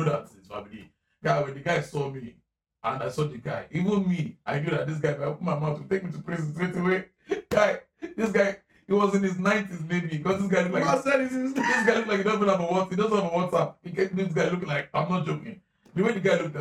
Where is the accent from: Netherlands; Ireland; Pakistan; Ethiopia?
Ireland; the genuine thing we as Black Irish have been through in Ireland